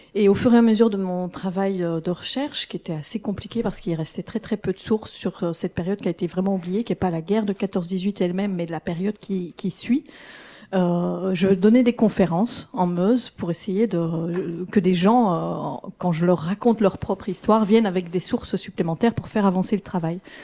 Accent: Belgium; en tant que Belge

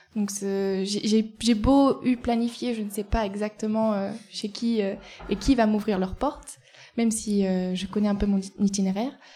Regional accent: Eyrieux valley, Ardèche, Auvergne-Rhône-Alpes, France; also born or lived in Nantes; je viens de la vallée de l'Erieux

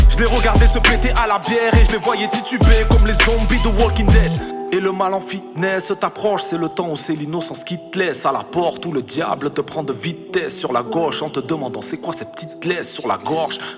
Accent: France; Tout ce qui est arrivé à France, nous, on est français. Tous, chacun a la carte.

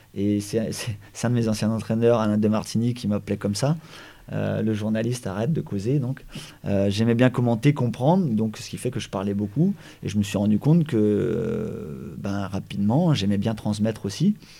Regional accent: Brittany, France; also born or lived in Paimpol / Guingamp / Saint-Brieuc / Brest; moi, je suis breton, on est breton

